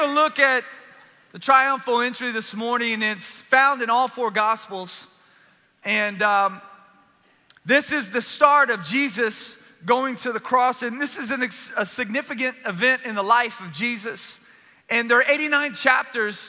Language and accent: English; South Louisiana, United States; I'm a Cajun from South Louisiana